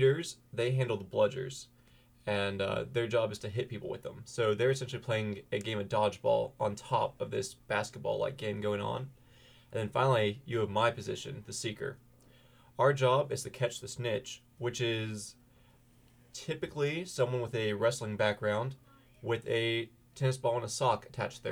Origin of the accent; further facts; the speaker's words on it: Holly Springs, North Carolina, United States; I'm local. I'm from the Holly Springs, Apex area, so I've grown up an NC State fan all my life